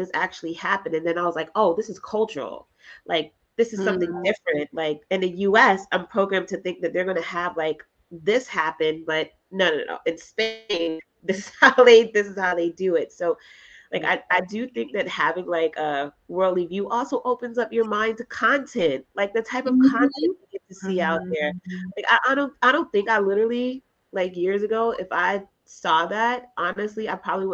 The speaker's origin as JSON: {"language": "English", "region": "the South", "country": "United States", "tie": "born or raised there", "said": "I grew up in the South"}